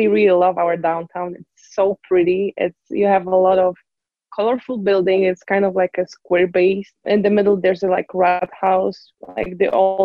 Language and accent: English; Poznań, Greater Poland, Poland; English is a second language; moved away as an adult; also born or lived in El Paso, Texas; now in Utah, United States; We have like a river in Poznań in my hometown